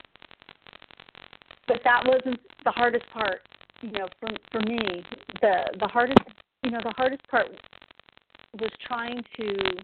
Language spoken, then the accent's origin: English; Texas, United States; I'm originally from Texas